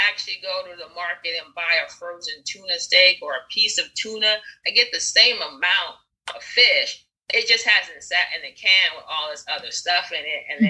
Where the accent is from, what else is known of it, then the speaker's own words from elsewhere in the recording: New York, United States; also born or lived in Rockridge, Oakland, California / East Oakland, California; now in Oakland, United States; I'm from New York originally, right? When I moved out here, we were living in Rockridge